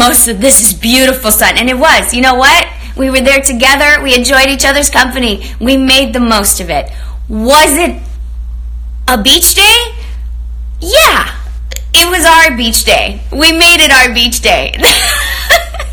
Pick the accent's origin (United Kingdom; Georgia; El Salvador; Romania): Romania; also born or lived in Canada; now in Los Angeles, United States; I grew up in Romania, and I also spent a lot of time in Canada